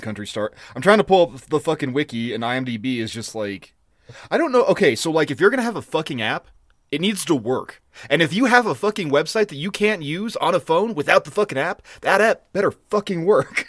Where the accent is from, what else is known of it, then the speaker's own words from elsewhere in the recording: Eastern Plains, Colorado, United States; We grew up on the Eastern Plains